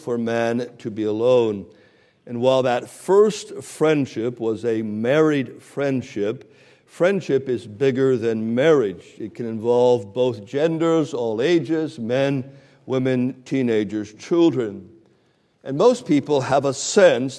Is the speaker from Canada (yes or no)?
yes; Canada; now in Canton, United States; I used to kind of brag that I'm a Canadian, but a couple of months ago, I became an American